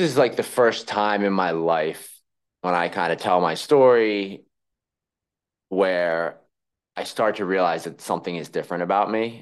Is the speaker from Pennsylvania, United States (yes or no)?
yes; Philadelphia, Pennsylvania, United States; accent: Philly; moved away as an adult; now in New York, United States